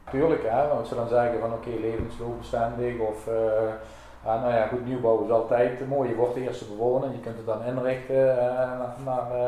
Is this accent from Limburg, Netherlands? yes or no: yes; Geleen, Limburg, Netherlands; ik ben geboren en getogen in Geleen.